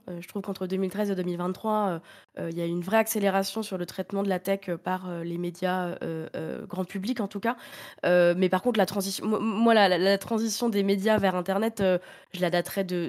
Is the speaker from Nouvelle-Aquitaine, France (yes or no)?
no; Reims, Grand Est, France; je suis née à Reims